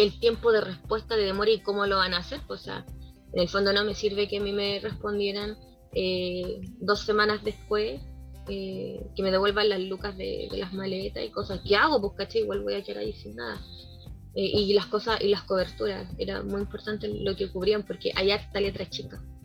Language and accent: Spanish; Chile; soy chilena, hablo fuerte